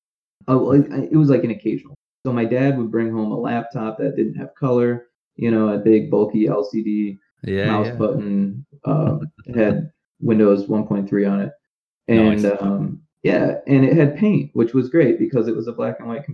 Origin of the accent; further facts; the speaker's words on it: Naperville, Illinois, United States; So it was a small town called Naperville